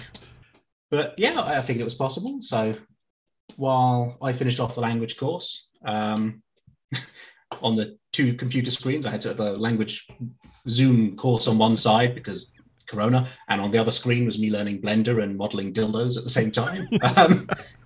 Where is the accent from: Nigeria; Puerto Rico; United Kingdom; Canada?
United Kingdom; England; moved away as an adult; also born or lived in Helsinki, Finland; now in Finland; I am not Finnish. I'm English, but I moved over here a couple of years ago.